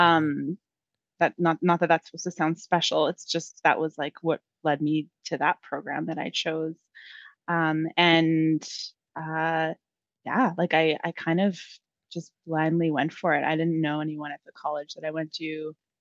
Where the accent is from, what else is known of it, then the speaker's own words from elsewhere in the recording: Lower Mainland, British Columbia, Canada; also born or lived in Langley / Abbotsford; I have been born and raised in the lower mainland and have never left.